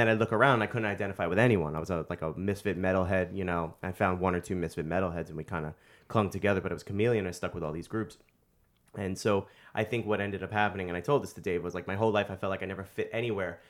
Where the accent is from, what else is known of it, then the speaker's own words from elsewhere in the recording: New York City, New York, United States; I was born and raised in the Bronx, and thirty plus years in the Bronx, almost forty years in the Bronx now